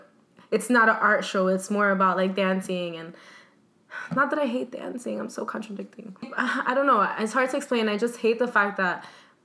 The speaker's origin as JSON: {"language": "English", "region": "New Jersey", "country": "United States", "said": "I'm an adopted New Yorker because I'm from New Jersey, and, like, I live right across the river from here"}